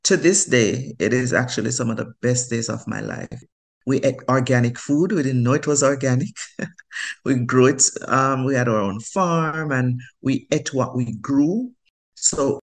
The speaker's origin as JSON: {"language": "English", "country": "Jamaica", "tie": "born or raised there", "also_born_or_lived": "Grenada", "moved": "as an adult", "lives_now": "United States", "said": "I grew up in the country in Jamaica, in a place called Mount Rasa, with my grandparents"}